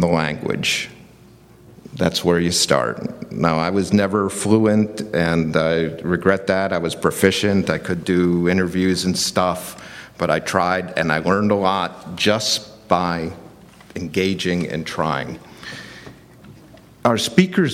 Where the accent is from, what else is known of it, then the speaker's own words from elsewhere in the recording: United States; as an American, I'm speaking as an American now